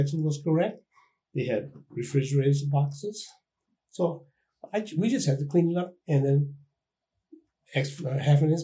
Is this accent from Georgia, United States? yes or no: no; Renton, Washington, United States; my hometown, which is Renton, Washington